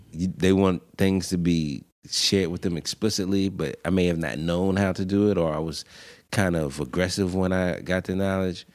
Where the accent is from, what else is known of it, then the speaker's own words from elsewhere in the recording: Pittsburgh, Pennsylvania, United States; I'm from Pittsburgh